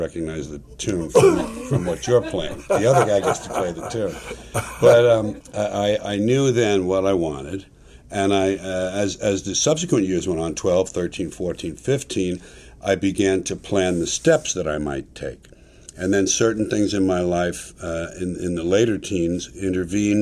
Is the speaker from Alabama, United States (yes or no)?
no; New York City, New York, United States; moved away as an adult; now in California, United States; I was born in Manhattan, New York City, New York County, New York State. Born there and raised there